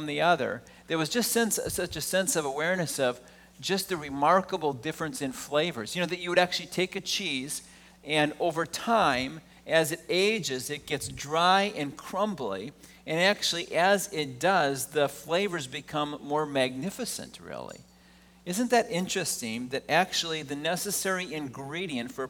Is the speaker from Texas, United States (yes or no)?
no; Wisconsin, United States; I grew up in Wisconsin